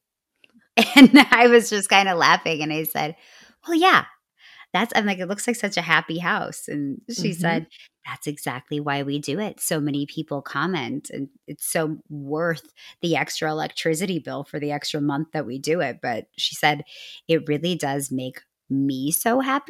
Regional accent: North Dakota, United States; I might be the first person that you meet from North Dakota because there's only about 650,000 of us.

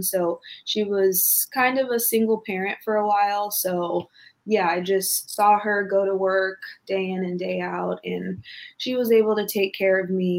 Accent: Los Angeles, California, United States; I was born in South Central Los Angeles

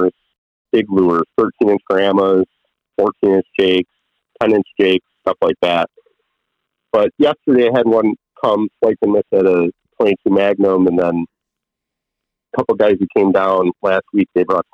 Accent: Chicago, Illinois, United States; growing up in Chicago

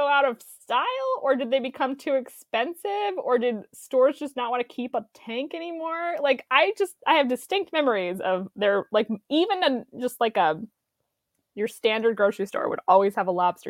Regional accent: Utah, United States; moved away; also born or lived in Los Angeles; I was born there, yeah. So I'm from the West Coast

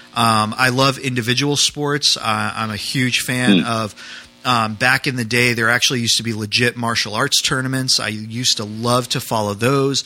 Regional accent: New England, United States; moved away; I grew up in New England.

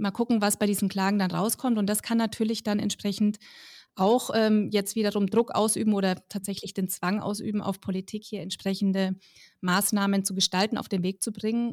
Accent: Middle Franconia, Bavaria, Germany; ich komme zum Beispiel aus Mittelfranken

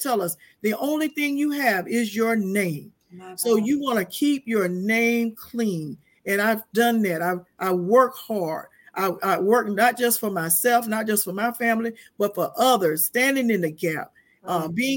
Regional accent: Quincy, Florida, United States; now in Tallahassee, United States; I came from the great metropolis of Quincy, Florida, from very humble beginnings, raised by my grandparents

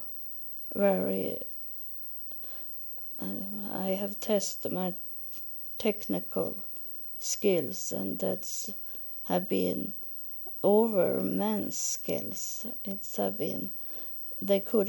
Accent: Sweden; first language Swedish; English is a second language; I'm from Sweden, so my main language is Swedish. So the English is something I have learned.

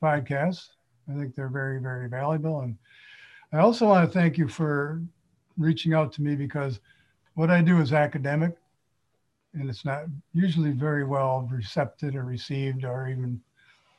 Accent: Livonia, Michigan, United States; moved away as an adult; now in Sault Ste. Marie, United States; I grew up in the Detroit suburb of Livonia, the whitest community of its size in the United States

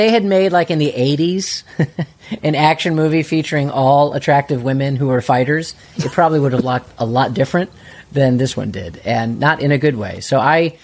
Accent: outside of Chicago, Illinois, United States; growing up outside of Chicago

